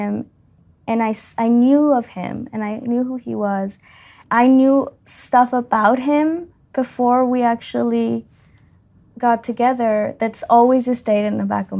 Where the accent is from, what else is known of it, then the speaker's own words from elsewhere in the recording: Mexico; I was the only student from Mexico, technically, like, the only international student from Mexico.